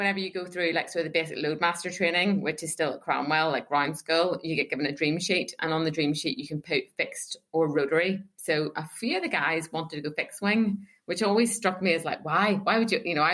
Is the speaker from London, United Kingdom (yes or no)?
no; Northern Ireland, United Kingdom; moved away; I'm from Northern Ireland